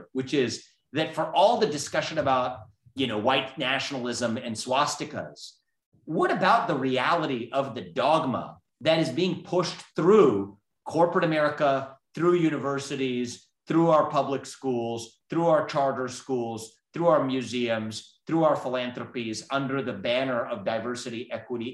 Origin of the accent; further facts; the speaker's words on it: Southwest Ohio, United States; I was born and raised in Southwest Ohio.